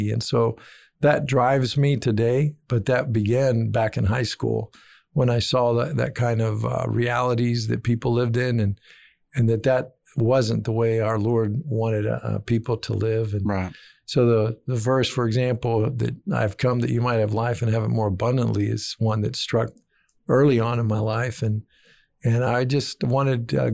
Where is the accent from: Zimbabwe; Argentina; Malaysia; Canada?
Argentina; moved away as an adult; also born or lived in Texas, United States; I was born in Texas, grew up in Argentina the, from the age of four to finishing high school.